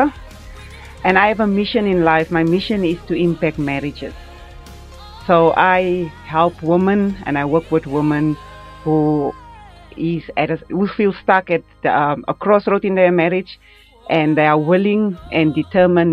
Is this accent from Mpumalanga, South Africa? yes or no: yes; Middelburg, Mpumalanga, South Africa; I'm born and bred in Middelburg